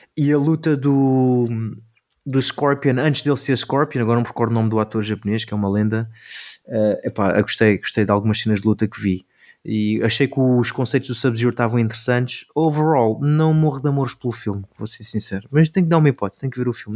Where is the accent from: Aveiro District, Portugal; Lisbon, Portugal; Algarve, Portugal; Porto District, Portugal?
Algarve, Portugal; moved away as an adult; also born or lived in Seattle / Los Angeles; eu vinha do Algarve